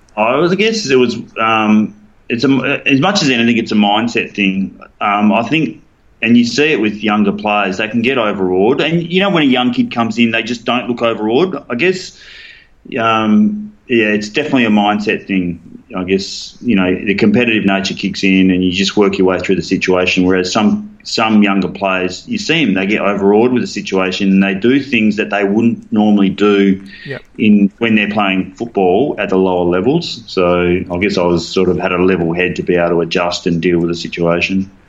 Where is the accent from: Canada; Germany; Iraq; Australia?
Australia; Fremantle, Western Australia; moved away as an adult; I grew up playing in the South Fremantle, so I played senior footy for South Fremantle